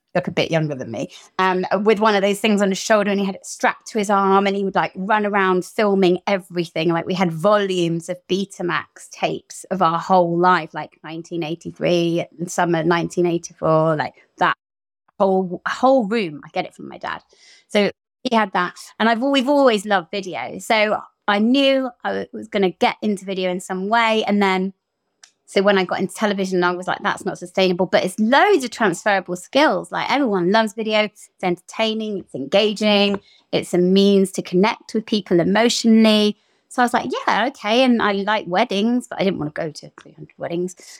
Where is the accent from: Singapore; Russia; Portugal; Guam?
Portugal; moved away; growing up in Portugal